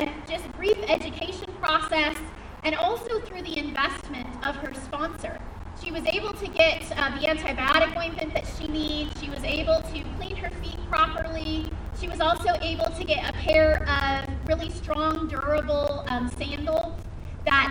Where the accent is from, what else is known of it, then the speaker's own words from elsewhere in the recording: West Coast, United States; moved away as an adult; I grew up with on the West Coast